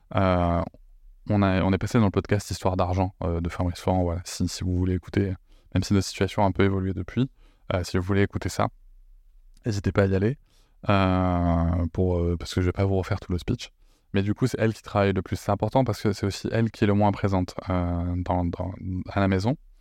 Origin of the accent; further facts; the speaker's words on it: Bordeaux, Nouvelle-Aquitaine, France; je suis bordelais, mais visiblement, j'ai un côté marseillais qui ressort